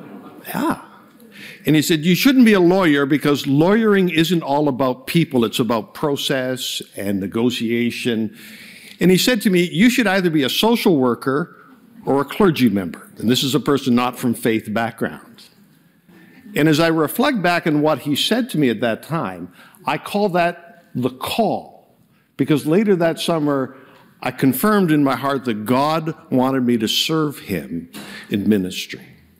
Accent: a small town in northern Ontario, Canada; moved away; I'm from a small town in northern Ontario, so I need to check in with you, okay? Where I come from, we speak French and English.

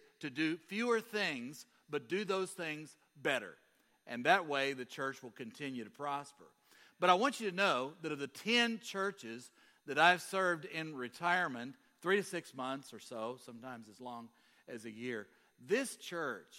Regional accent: Kentucky, United States; I'm from Kentucky.

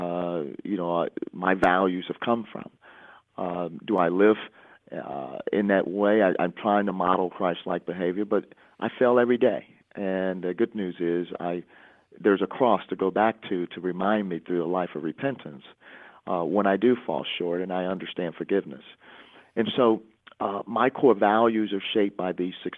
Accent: Chicago, Illinois, United States; growing up in Chicago, one of the most segregated cities in the country.

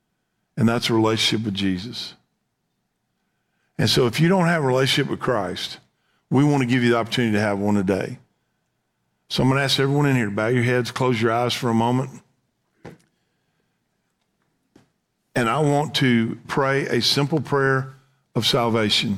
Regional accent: Texas, United States; we would say here in Texas

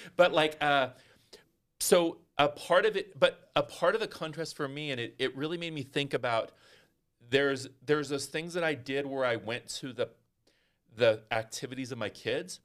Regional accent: Northern California, United States; I grew up in Northern California

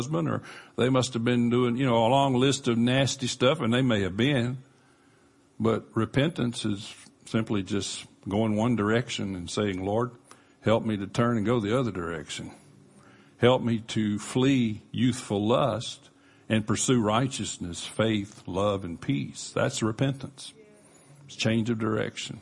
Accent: Panama City, Florida, United States; we grew up in Panama City, near Panama City Beach

